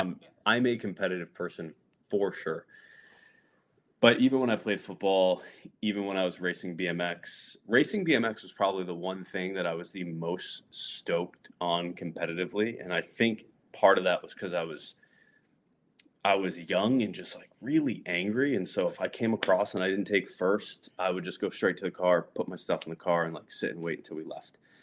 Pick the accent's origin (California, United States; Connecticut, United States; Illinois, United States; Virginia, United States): Connecticut, United States; north central; moved away as an adult; also born or lived in Providence, Rhode Island; I grew up, like, north central Connecticut